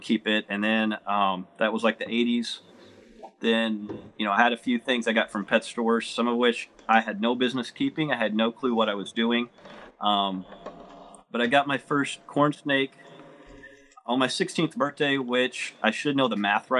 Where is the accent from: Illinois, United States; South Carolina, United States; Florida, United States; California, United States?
Illinois, United States; Southern; I'm originally from Southern Illinois, and I actually, where I live now is pretty much where I grew up